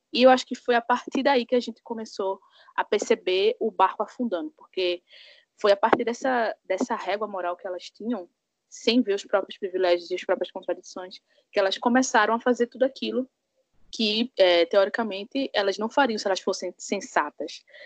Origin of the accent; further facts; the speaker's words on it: Pernambuco, Brazil; eu sou aqui de Pernambuco